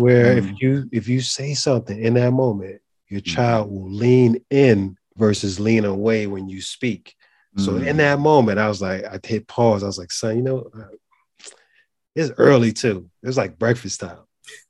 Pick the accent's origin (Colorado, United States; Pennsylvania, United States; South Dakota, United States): Pennsylvania, United States; Philadelphia; So he started watching all Philly teams because I'm from Philly.